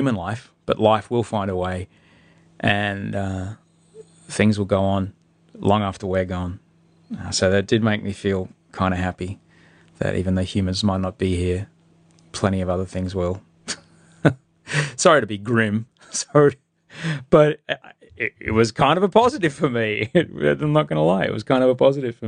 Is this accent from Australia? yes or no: yes; Queensland, Australia; when I grew up in Queensland